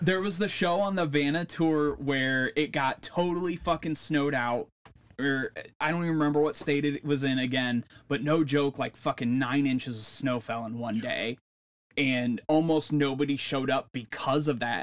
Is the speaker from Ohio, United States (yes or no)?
yes; Northwest Ohio, United States; we're in California, we're from Northwest Ohio